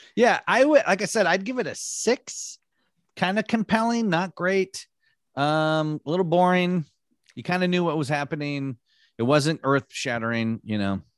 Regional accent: Michigan, United States; moved away; also born or lived in Los Angeles; I grew up in Michigan

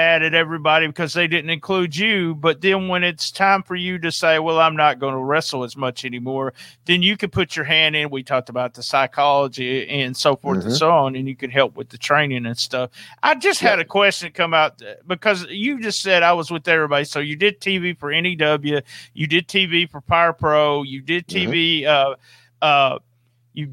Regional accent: the South, United States; I'm from the South

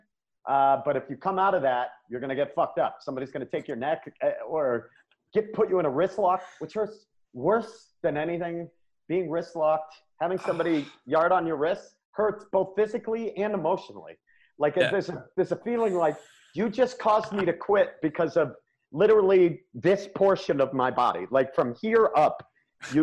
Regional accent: Maine, United States; now in Colorado, United States; I grew up in Maine

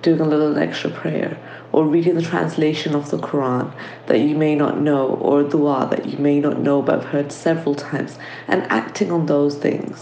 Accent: London, United Kingdom; I'm from London.

